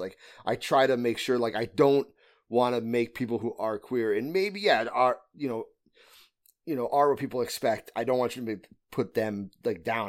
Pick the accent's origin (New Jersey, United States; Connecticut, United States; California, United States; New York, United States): Connecticut, United States; I'm from Connecticut, so I'm from the northeast of the United States.